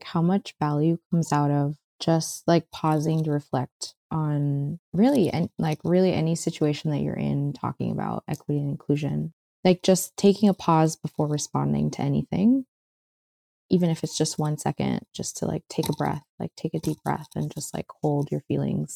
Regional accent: Miami Beach, Florida, United States; I grew up in Miami Beach

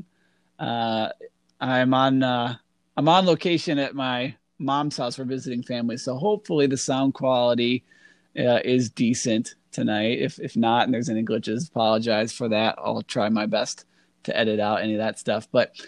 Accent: Northern Illinois, United States; where I grew up in Northern Illinois

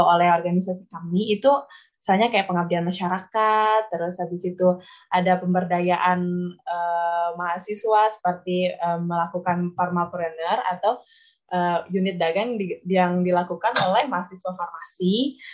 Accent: Aikmel, West Nusa Tenggara, Indonesia; moved away as an adult; now in Mataram, Indonesia; saya ini berasal dari Lombok Timur, Aikmal khususnya

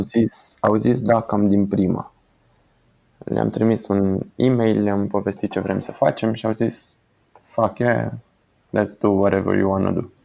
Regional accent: Timișoara, Timiș County, Romania; suntem din Timișoara

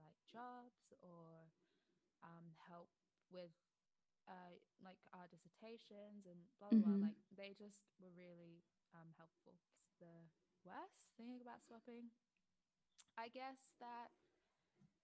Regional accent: Australia; moved away as an adult; now in United Kingdom; I grew up in Australia, but I always knew that I wanted to move back to the UK

